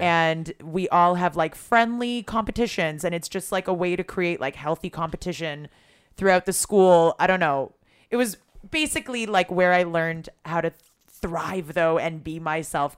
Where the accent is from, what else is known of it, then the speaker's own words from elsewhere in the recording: Toronto, Ontario, Canada; moved away as an adult; now in Israel; I grew up in Toronto